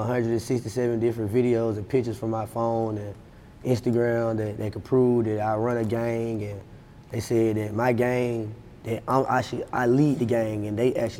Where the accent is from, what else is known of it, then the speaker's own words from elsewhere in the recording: Atlanta, Georgia, United States; I'm from Stan Road. Addison